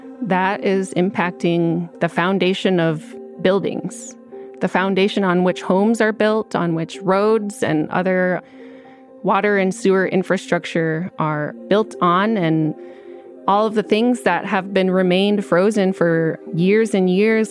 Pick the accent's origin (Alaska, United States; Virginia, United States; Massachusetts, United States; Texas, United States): Alaska, United States; Utqiagvik; now in Fairbanks, United States; I'm Inupiaq. I'm from Utqiagvik, and I work at the University of Alaska Fairbanks